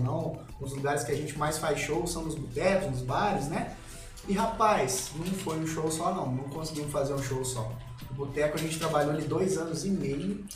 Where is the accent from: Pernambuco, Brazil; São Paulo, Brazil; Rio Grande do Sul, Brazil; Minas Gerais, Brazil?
Minas Gerais, Brazil; Três Corações; also born or lived in Pouso Alegre / Lambari; depois fomos pra Três Corações.